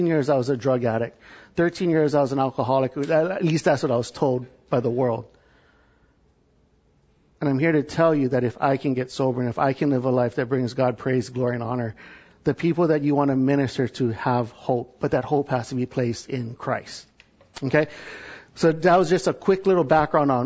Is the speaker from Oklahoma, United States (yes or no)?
no; Hawaii, United States; moved away as an adult; also born or lived in California; now in Texas, United States; I'm from Hawaii